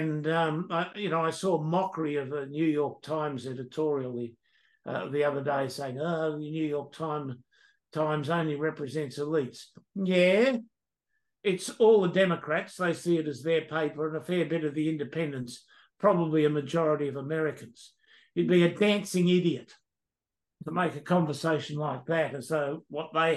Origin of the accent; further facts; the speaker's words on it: Australia; we as an Australian people